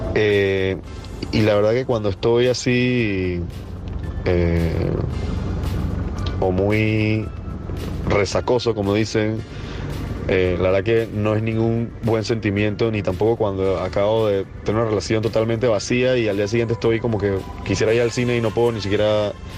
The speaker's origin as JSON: {"language": "Spanish", "country": "Panama", "said": "soy de Panamá."}